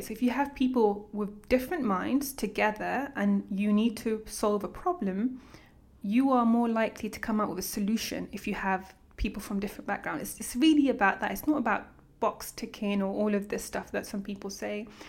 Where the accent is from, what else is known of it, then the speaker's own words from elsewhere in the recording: London, United Kingdom; also born or lived in Eritrea / Port Sudan, Sudan; I grew up around Hendon, Wembley Park, in London